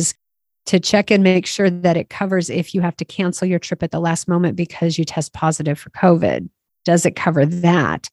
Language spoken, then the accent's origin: English; United States; I'm an American.